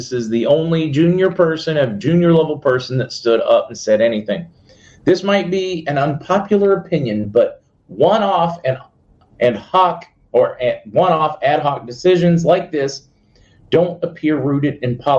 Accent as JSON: {"language": "English", "country": "Canada", "said": "I'm Canadian, and that doesn't upset me at all."}